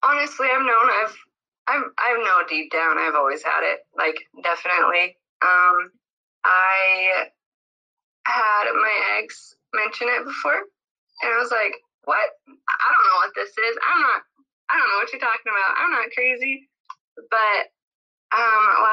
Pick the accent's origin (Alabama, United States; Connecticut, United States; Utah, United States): Utah, United States; now in California, United States; I'm from Utah. I live in California